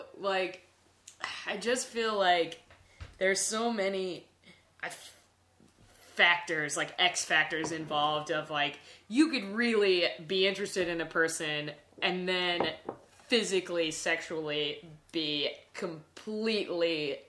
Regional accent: Lancaster, South Carolina, United States; Lancaster, South Carolina.

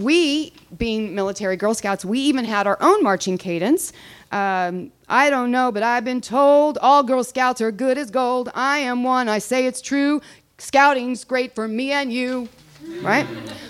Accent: Texas, United States; also born or lived in Germany; I grew up in Germany and Texas. I come from a long line of military daughters and wives, 4 generations of them.

